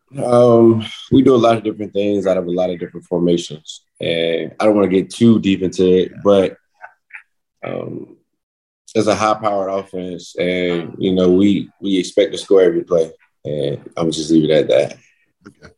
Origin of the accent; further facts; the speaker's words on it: North Carolina, United States; now in Kansas City, United States; I'm from North Carolina